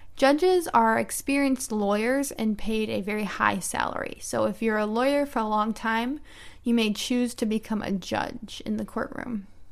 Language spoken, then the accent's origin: English; United States; I'm an American English teacher